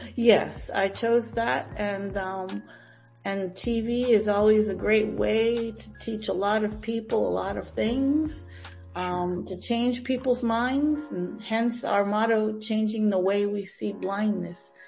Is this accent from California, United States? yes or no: no; Green Bay, Wisconsin, United States; moved away as an adult; also born or lived in Tampa, Florida / Miami, Florida; now in Albany, United States; I was born and raised in Green Bay, Wisconsin